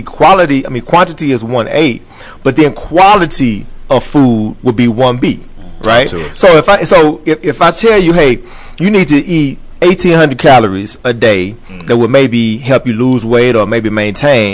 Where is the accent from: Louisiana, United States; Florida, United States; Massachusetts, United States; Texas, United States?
Texas, United States; I grew up in Texas.